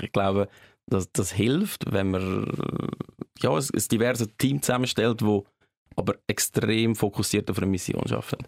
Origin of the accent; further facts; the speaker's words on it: Switzerland; also born or lived in Buffalo, New York, United States; die Schweiz gefällt mir sehr, das ist meine Heimat ja, unsere Heimat, tolles Land